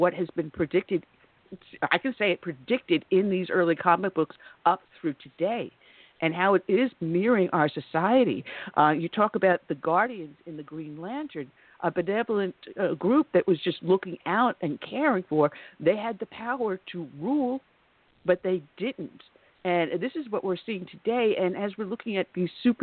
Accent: New York, United States; I am from New York and I'm familiar with the area

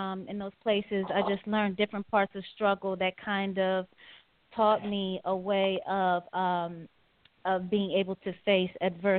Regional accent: Detroit, Michigan, United States; also born or lived in Wisconsin / Oklahoma; I was born in Wisconsin, lived there like a week of my life. My mother was in the military. My dad's from Trinidad. My mom's from New Orleans. Lived in Oklahoma where my mom was stationed at for a little bit. Then was in Detroit for a lot of time with my grandmother.

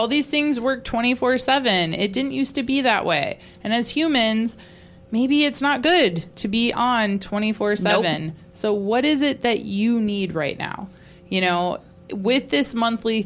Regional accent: Georgia, United States; I'm from Georgia.

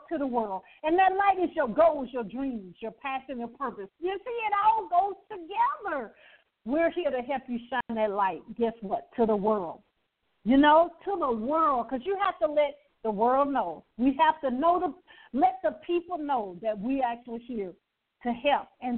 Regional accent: Birmingham, Alabama, United States; now in Atlanta, United States; I talk about being born and raised in poverty. I grew up in Birmingham, Alabama

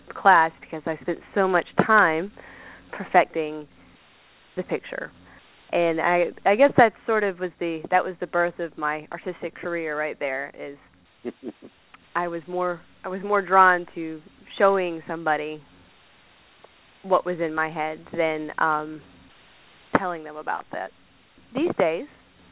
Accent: Savannah, Georgia, United States; I was born and raised in Savannah, Georgia

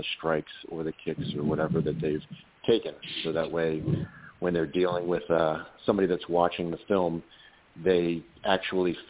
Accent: Annapolis, Maryland, United States; now in Central Florida, United States; I'm originally from Annapolis, Maryland, but I live down in Central Florida now

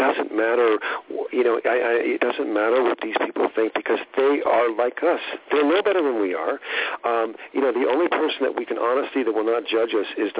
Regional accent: Southern California, United States; moved away; also born or lived in Hollywood, California / Hawaii / Las Vegas; I grew up in Southern California

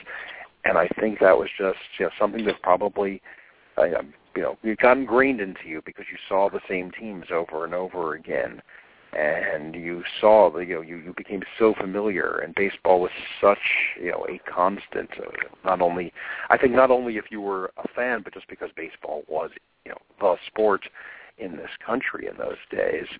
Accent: New York, United States; growing up in New York

